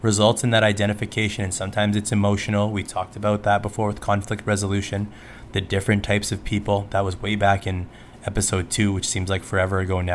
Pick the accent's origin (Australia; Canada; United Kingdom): Canada; especially as a Canadian